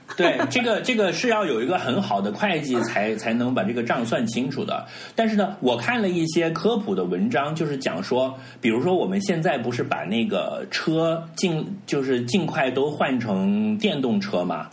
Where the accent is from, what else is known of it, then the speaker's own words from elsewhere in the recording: China; 我们自己作为一个中国人